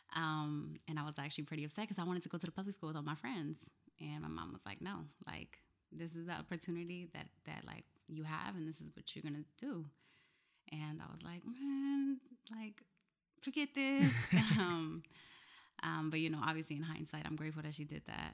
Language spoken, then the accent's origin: English; Camden, New Jersey, United States; moved away as an adult; also born or lived in New Brunswick, New Jersey / Washington, D.C.; now in Newark, United States; I was raised in Camden, New Jersey